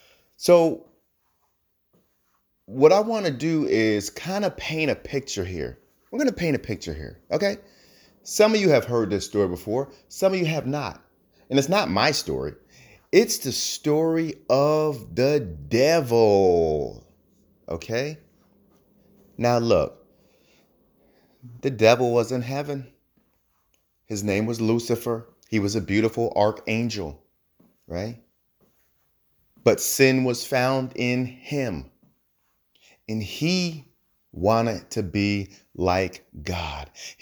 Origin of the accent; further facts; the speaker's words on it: New Jersey, United States; Now, I'm from New Jersey. New Jersey, most of them say axe. I worked hard on my accent, so I say ask.